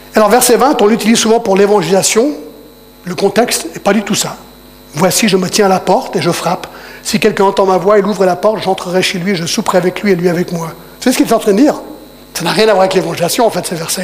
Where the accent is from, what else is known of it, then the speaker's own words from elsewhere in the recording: United States; now in Geneva, Switzerland; je parle en tant qu'Américain